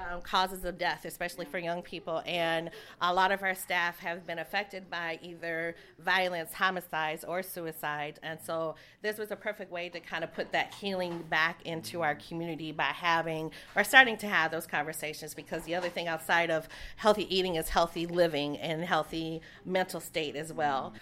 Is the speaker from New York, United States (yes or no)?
no; Saint Paul, Minnesota, United States; I'm a I'm a homegrown girl, so I grew up in St. Paul